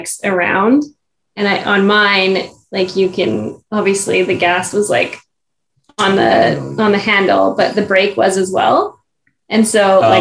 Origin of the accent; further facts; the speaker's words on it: Canada; we were from Canada